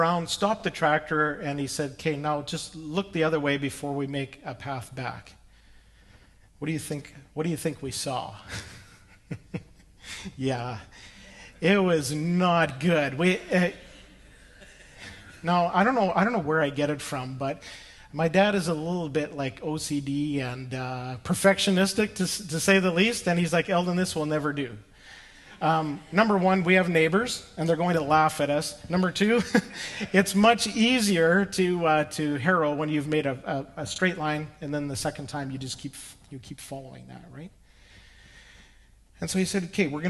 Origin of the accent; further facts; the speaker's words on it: Saskatchewan, Canada; the farm where I grew up in Saskatchewan